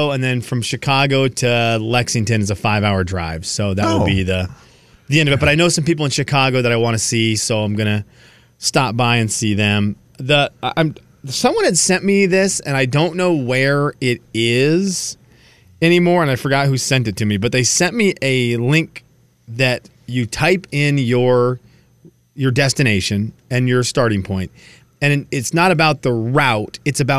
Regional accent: Venezuela; because I do want to visit some people that I grew up with in Venezuela who live along the route.

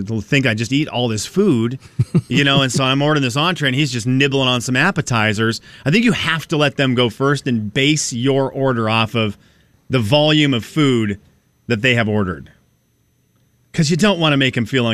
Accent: Venezuela; now in United States; So we didn't have sprinklers growing up in Venezuela

